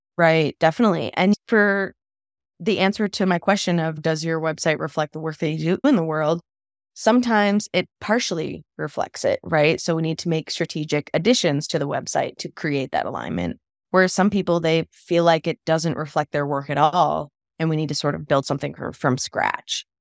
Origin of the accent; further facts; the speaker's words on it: East Coast, United States; moved away as an adult; also born or lived in Colorado; I'm from the East Coast